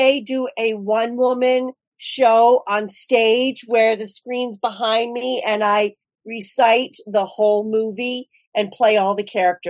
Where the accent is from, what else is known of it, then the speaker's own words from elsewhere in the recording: Bangor, Maine, United States; I grew up here in Bangor